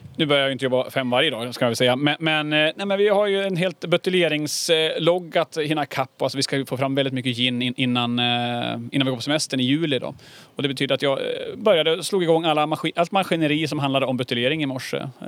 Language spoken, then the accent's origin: Swedish; Härnösand, Västernorrland County, Sweden; moved away as an adult; also born or lived in London; jag är uppväxt inne i Härnösand